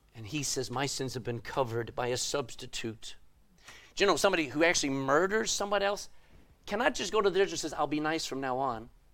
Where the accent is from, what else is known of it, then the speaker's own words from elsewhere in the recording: Texas, United States; I'm a Texan.